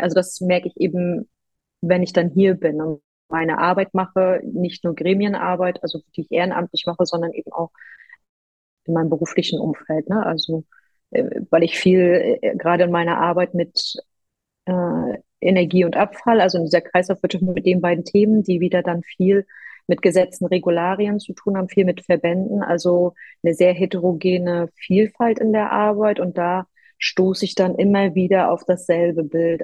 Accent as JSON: {"language": "German", "town": "Rostock", "region": "Mecklenburg-Vorpommern", "country": "Germany", "also_born_or_lived": "Warnemünde", "said": "Ich bin aus dem wunderschönen Rostock"}